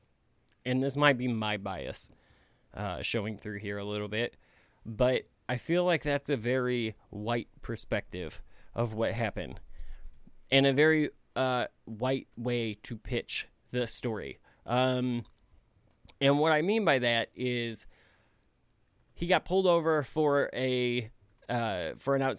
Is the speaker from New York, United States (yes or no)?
no; Missouri, United States; now I'm from Missouri. We live close to St. Louis. I live in the suburbs of St. Louis